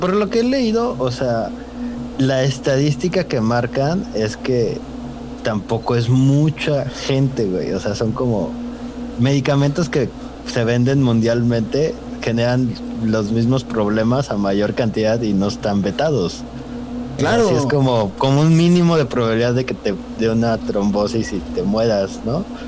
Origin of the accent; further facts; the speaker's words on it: Soledad, Mexico; la cosa más orgullosa que tenemos de Soledad, aparte de las enchiladas